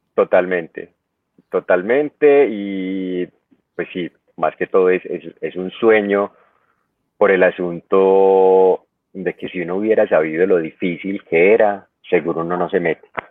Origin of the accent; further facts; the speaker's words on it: Medellín, Antioquia, Colombia; yo soy de Medellín, de Colombia